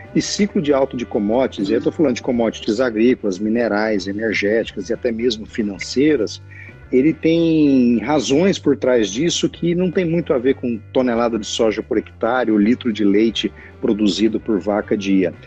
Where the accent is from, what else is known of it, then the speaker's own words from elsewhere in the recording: Bom Jesus de Goiás, Goiás, Brazil; desde quando eu era menino pequeno em Bom Jesus de Goiás, que meu avô produzia leite